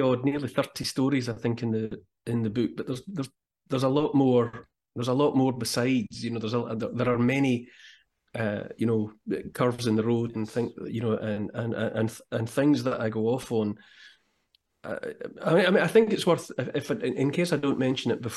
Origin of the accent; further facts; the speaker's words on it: Scotland, United Kingdom; I'm Scottish